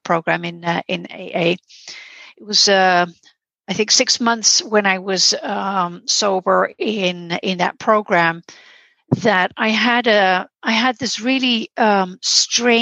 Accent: Netherlands; I'm from the Netherlands.

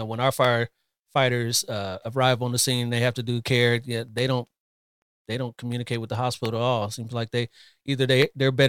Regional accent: Columbus, Ohio, United States; now in California, United States; I'm originally from Columbus, Ohio, but I've been out here in Cali for, I don't know, 20 something years now

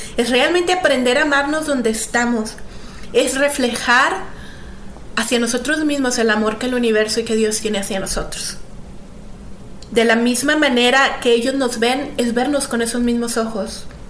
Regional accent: Mexico; Creciendo en México

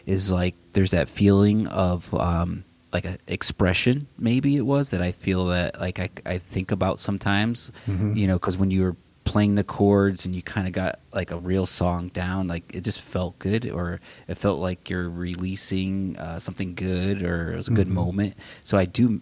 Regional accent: Waterbury, Connecticut, United States; now in Arizona, United States; I grew up in Waterbury, Connecticut. So back east, born and raised

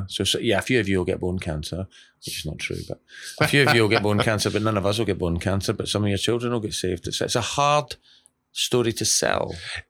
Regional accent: West Bridgford, East Midlands, United Kingdom; I know I come from West Bridgeford and we have minimal tooth decay

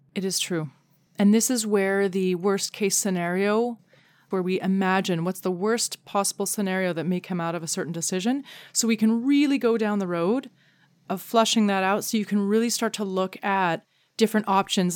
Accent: Canada; as a Canadian

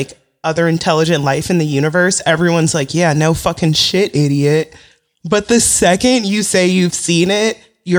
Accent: San Diego, California, United States; I grew up in San Diego.

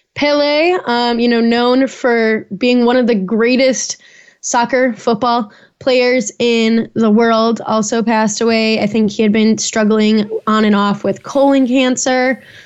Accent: Chicago and Naperville, Illinois, United States; that's my hometown

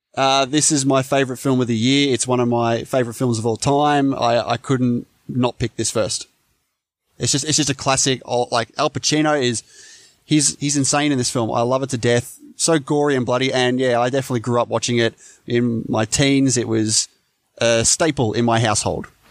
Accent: Australia; as an Aussie

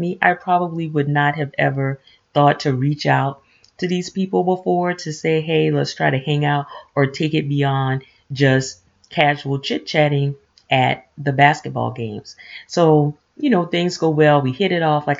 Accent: the South, United States; moved away; we're transplants from the South

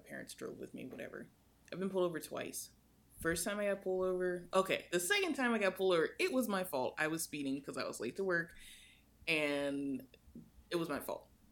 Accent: United States; I'm American

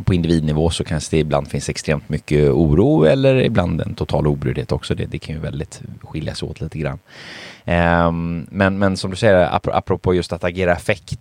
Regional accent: Sweden; Jag är ju född i Sverige, min mamma är ju från Polen.

